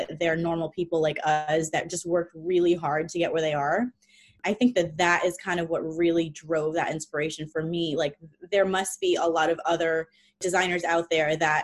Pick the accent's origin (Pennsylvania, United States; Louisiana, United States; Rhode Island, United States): Rhode Island, United States; moved away as an adult; also born or lived in New York / Los Angeles; I moved back to my hometown where I grew up in Rhode Island